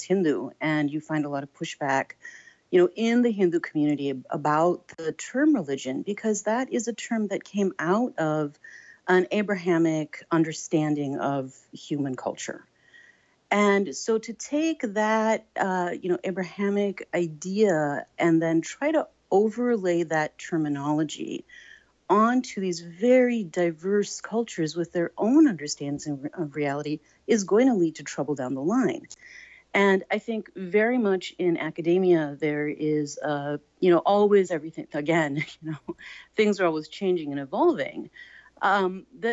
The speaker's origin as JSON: {"language": "English", "region": "Minnesota", "country": "United States", "tie": "born or raised there", "said": "I was born and raised in the Midwest in Minnesota"}